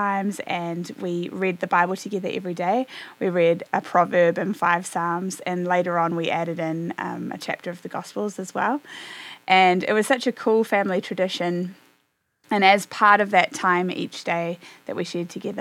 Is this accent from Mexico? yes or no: no; New Zealand; moved away as an adult; now in Nashville, United States; I grew up in New Zealand and am now in the US in Nashville.